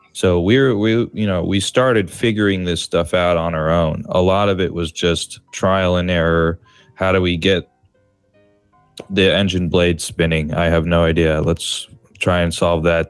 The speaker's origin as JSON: {"language": "English", "town": "San Francisco", "region": "California", "country": "United States", "tie": "born or raised there", "moved": "yes", "lives_now": "Chicago, United States", "said": "I grew up in San Francisco, California, and I currently live in Chicago, in uh, Illinois, in the United States"}